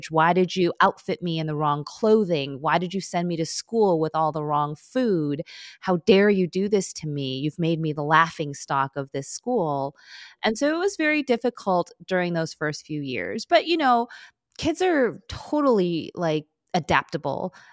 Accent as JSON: {"language": "English", "town": "Chicago", "region": "Illinois", "country": "United States", "tie": "born or raised there", "first_language": "Korean", "second_language": "English", "said": "I'm in Chicago."}